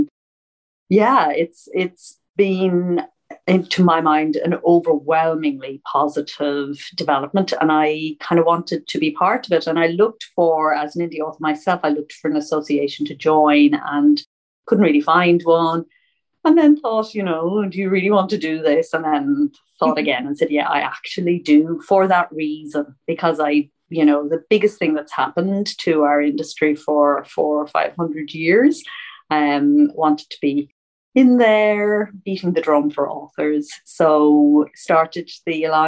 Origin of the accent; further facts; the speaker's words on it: Ireland; also born or lived in St Leonards-on-Sea, England; now in London, United Kingdom; I'm an Irish indie author. I live in London, though, London, England, and St. Leonard's-on-Sea.